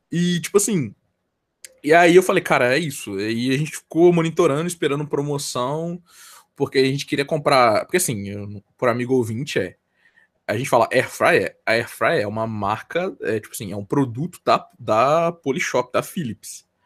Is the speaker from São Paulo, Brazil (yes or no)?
no; Minas Gerais, Brazil; eu nem sou carioca e nem paulistano, eu sou, eu sou mineiro, tá ligado?